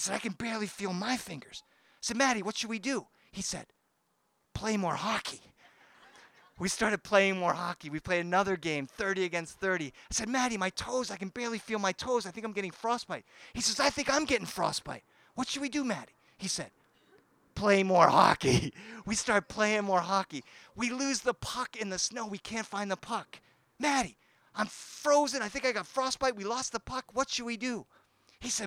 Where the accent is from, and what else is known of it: Boston, Massachusetts, United States; born or raised there; now in Los Angeles, United States